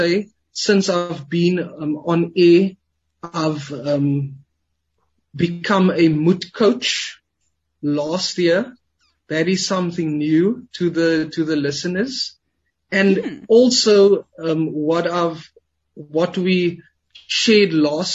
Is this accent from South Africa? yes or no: yes; Cape Town, Western Cape, South Africa; I was born and raised in the Cape Flats